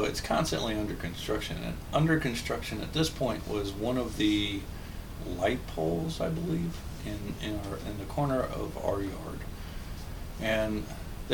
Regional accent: Kansas, United States; when I was growing up in Kansas, we had a yard

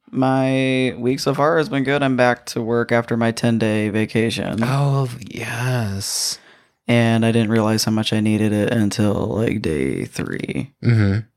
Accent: Muskegon, Michigan, United States; moved away; my hometown where I was born. And which is Muskegon

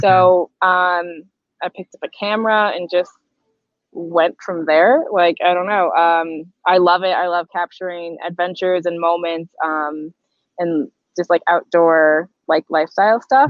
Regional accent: Boston, Massachusetts, United States; moved away as an adult; now in Iceland; originally, I'm from Boston and I had like a nine to five job in Boston

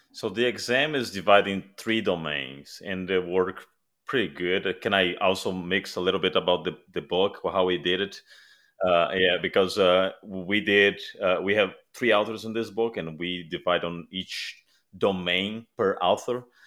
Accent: Brazil; moved away; I'm originally from Brazil

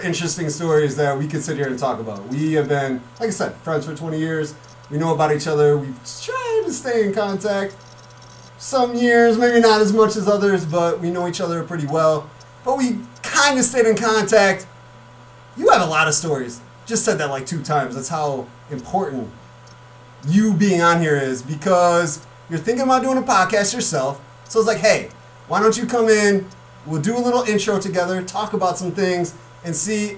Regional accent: Mendota, Illinois, United States; we're both from Mendota, Illinois

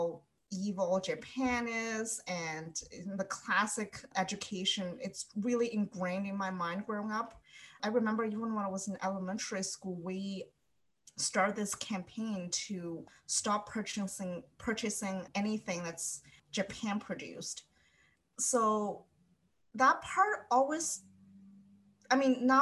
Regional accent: Jinan, Shandong, China; now in Halifax, Canada; I grew up in Jinan.

